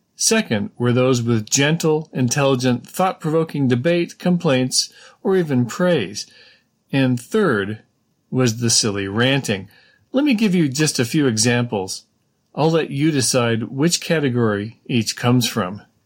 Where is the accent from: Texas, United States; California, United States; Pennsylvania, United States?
California, United States; growing up in California